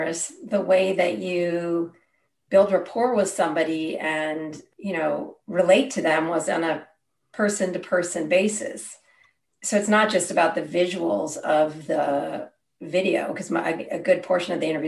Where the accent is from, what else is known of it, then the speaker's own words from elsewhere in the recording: Berkeley, California, United States; I grew up in Berkeley